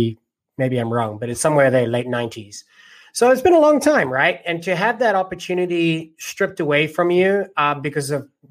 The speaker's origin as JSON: {"language": "English", "country": "South Africa", "tie": "born or raised there", "moved": "yes", "said": "Me, I was born in South Africa"}